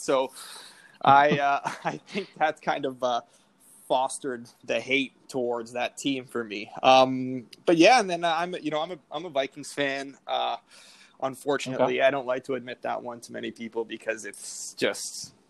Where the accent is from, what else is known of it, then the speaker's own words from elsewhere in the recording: Richmond Hill, Ontario, Canada; now in Toronto, Canada; So I am from a little bit north of Toronto. I'm born in the north end of Richmond Hill. Grew up there my whole life, pretty much. And yeah, living in the city now, pretty much haven't strayed too far from Toronto and the GTA my whole life.